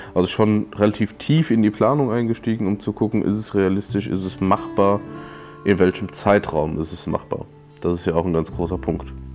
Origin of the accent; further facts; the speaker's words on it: Limburg an der Lahn, Hesse, Germany; ich bin in Limburg geboren